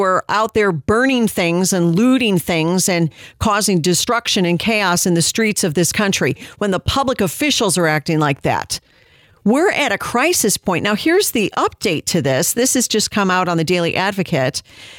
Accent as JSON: {"language": "English", "region": "Illinois", "country": "United States", "tie": "born or raised there", "said": "Illinois, my home state"}